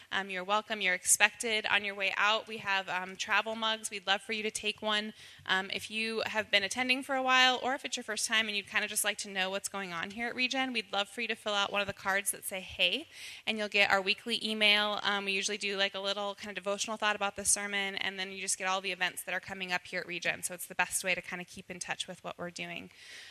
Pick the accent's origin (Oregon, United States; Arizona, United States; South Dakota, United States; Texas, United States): South Dakota, United States; I'm from South Dakota